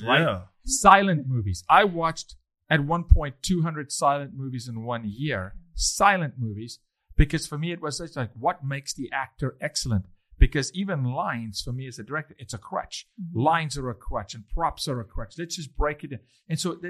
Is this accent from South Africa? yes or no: yes; South Africa; Being South African